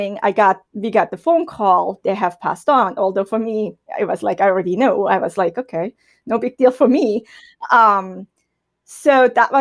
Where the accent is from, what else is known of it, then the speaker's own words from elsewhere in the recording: German-speaking Switzerland, Switzerland; first language German; English is a second language; moved away as an adult; I was raised and born in Switzerland